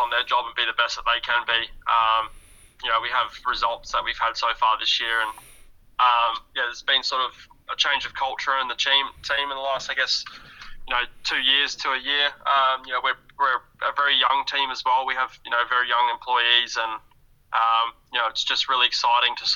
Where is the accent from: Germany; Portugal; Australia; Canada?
Australia; Perth, Western Australia; moved away; Going home to my, my hometown, and as you would say, being born and raised in Perth, Western Australia